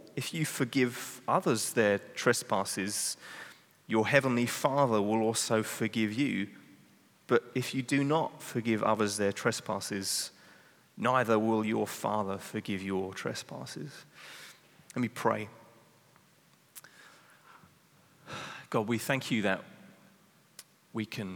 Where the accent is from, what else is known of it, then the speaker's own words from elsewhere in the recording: England, United Kingdom; now in Netherlands; I'm English